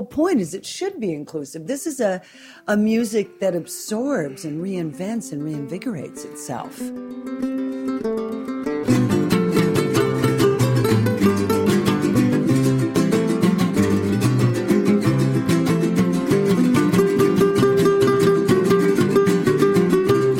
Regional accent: California, United States; I grew up in California

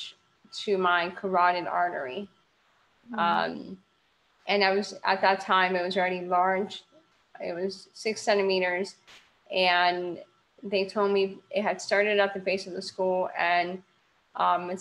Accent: Miami, Florida, United States; I am from Miami, Florida.

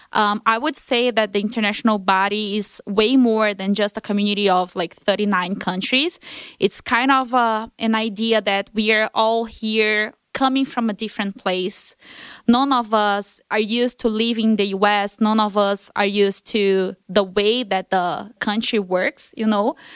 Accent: Brasília, Federal District, Brazil; moved away as an adult; I've never left Brasília, my hometown, in thirty years.

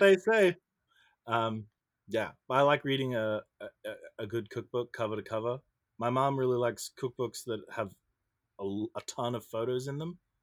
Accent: Brisbane, Queensland, Australia; moved away; I'm from Brisbane, Australia

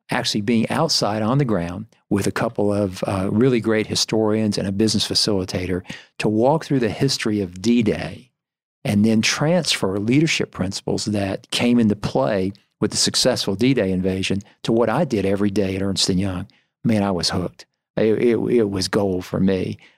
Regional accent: Greenville, United States; I am from the area, born and raised in Greenville.

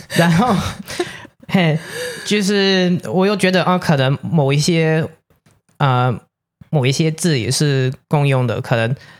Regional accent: Canada; first language English; Chinese is a second language; moved away as an adult; now in Taiwan; 我是来自加拿大的

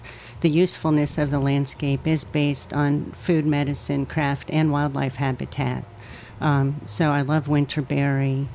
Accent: Virginia, United States; now in New York, United States; I grew up in Virginia

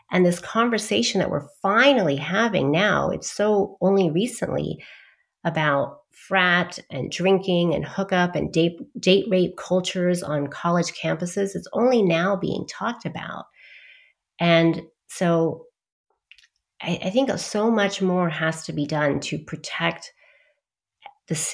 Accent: Dallas, Texas, United States; also born or lived in London; and then I was born in in Dallas, Texas

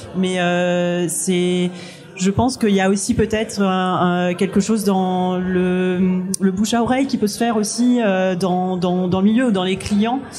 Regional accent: Réunion; moved away; j'ai grandi à La Réunion

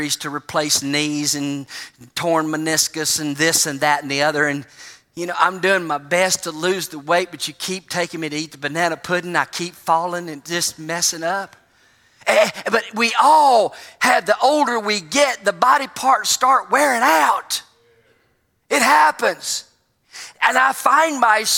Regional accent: United States; being from the United States

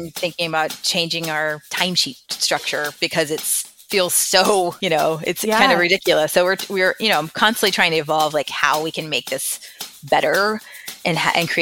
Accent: Texas, United States; I'm from Texas

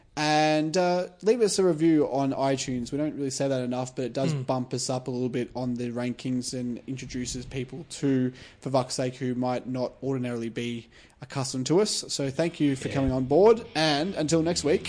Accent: Sunbury, Victoria, Australia; growing up in Sunbury playing AFL

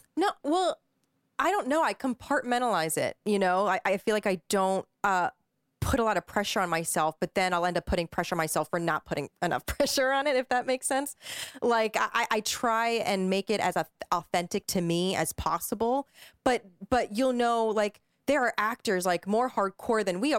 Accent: East Coast, United States; moved away as an adult; now in Los Angeles, United States; I'm from the East Coast

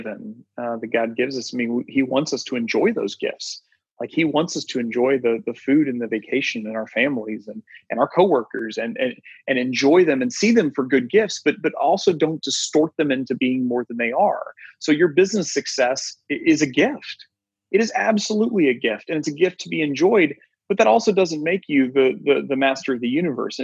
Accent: Kansas City, Missouri, United States; I grew up with on the Kansas City side.

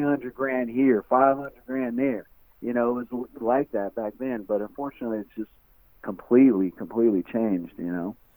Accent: West Coast, United States; I'm from the West Coast

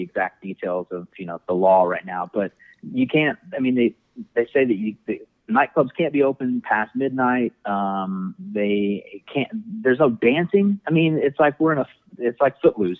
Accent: Indianapolis, Indiana, United States; also born or lived in Dallas, Texas; I'm from Indianapolis, with the exception of living in Dallas for a couple years, um, and then I moved back here

